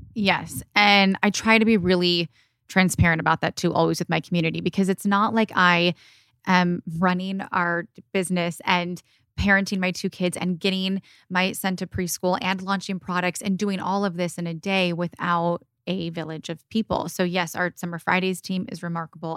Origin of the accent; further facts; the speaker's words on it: Michigan, United States; also born or lived in Indiana; now in California, United States; I grew up in Michigan with my mom and my siblings. I was born and raised there, and I split my time between Michigan and California